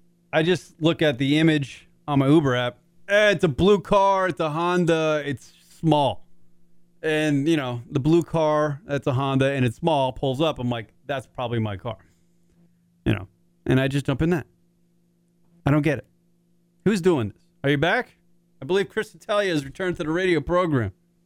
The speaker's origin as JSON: {"language": "English", "country": "Ireland", "said": "I'm Irish. I like to drink."}